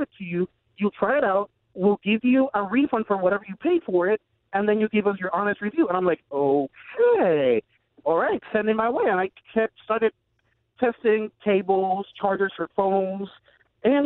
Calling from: Puerto Rico; I'm calling from Puerto Rico

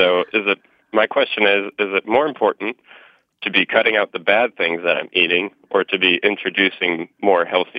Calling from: Indianapolis, Indiana, United States; I'm calling from Indianapolis, Indiana.

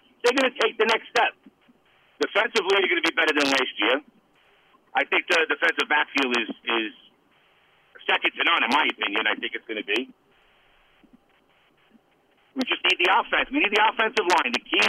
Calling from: Staten Island, New York, United States; from Staten Island.

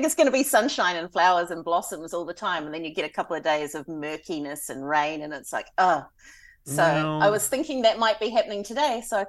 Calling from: Hastings, Hawke's Bay, New Zealand; I'm coming from Hastings City in Hawke's Bay, New Zealand.

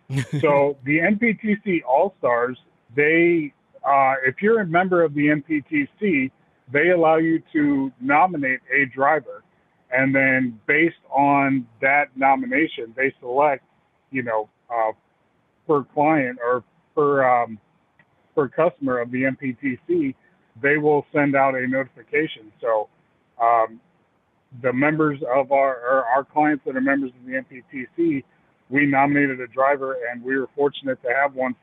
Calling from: Clarksville, Tennessee, United States; I'm calling in from Clarksville, Tennessee.

